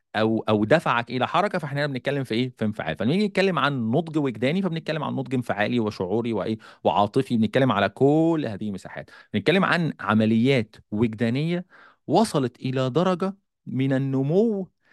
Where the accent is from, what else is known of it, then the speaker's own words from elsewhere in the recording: Egypt; عندنا في مصر